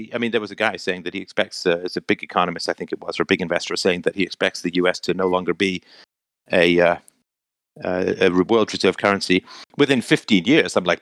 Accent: England, United Kingdom; When I was a kid growing up in England

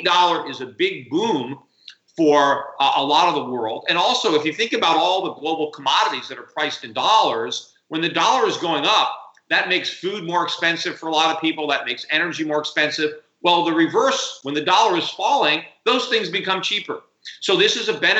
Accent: United States; I'm an American

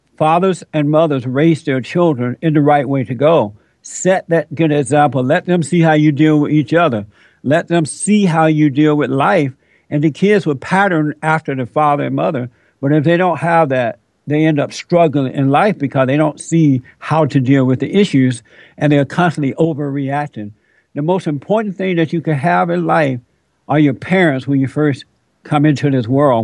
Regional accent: United States; I'm an American. I'm not African American.

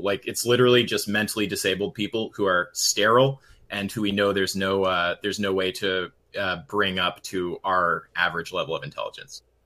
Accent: Canada; We're Canadian

